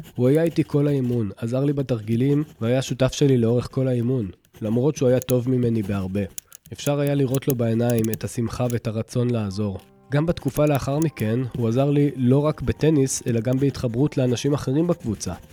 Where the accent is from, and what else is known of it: Israel